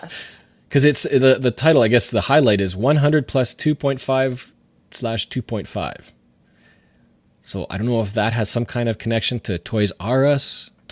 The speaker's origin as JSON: {"language": "English", "country": "Canada", "said": "which I thought was a really interesting, as a Canadian, idea."}